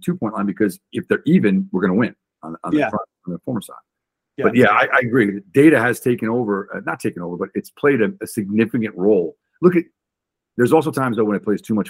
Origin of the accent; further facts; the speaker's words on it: United States; I grew up just outside New York City